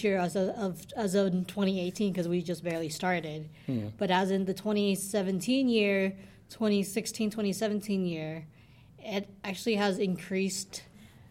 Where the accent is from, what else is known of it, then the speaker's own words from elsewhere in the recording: Sparks, Nevada, United States; also born or lived in Reno, Nevada; I was born and raised in Nevada.